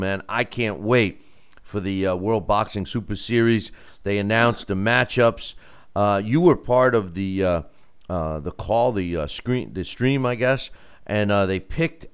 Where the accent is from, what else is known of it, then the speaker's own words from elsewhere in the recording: United States; as an American